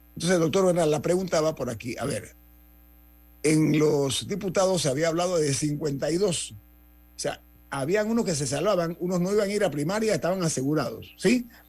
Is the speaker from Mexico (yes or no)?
no; Panama; mi orgullo como panameño